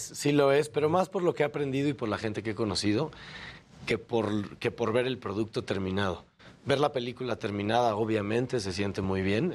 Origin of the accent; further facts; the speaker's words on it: Mexico; nosotros como mexicanos creativos